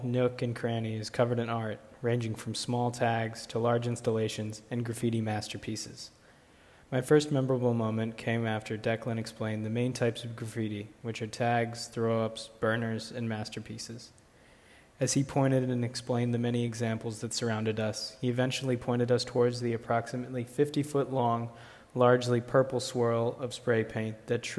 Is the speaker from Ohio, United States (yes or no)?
no; Chicago, Illinois, United States; I'm a rising senior at Colorado College. I'm a film major, and I'm from Chicago.